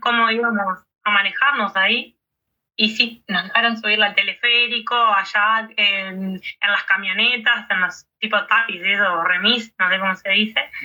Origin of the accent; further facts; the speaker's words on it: Uruguay; acá en el este de nuestro país